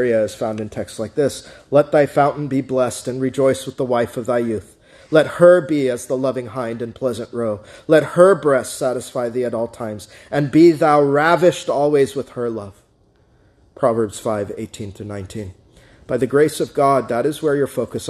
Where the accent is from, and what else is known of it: United States